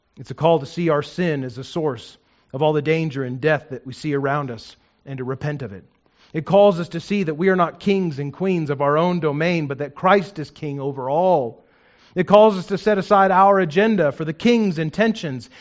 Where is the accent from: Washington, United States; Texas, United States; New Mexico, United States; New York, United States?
New Mexico, United States; I grew up in New Mexico